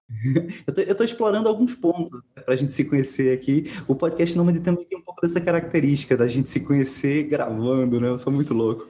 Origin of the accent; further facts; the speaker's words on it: Pernambuco, Brazil; eu sou de Pernambuco